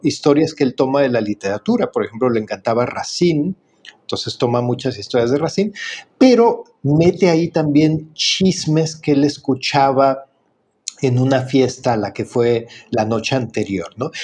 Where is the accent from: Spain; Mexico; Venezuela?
Mexico; como decimos en México